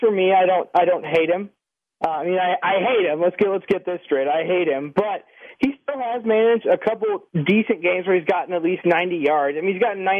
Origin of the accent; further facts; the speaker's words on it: Oklahoma, United States; I'm from Oklahoma.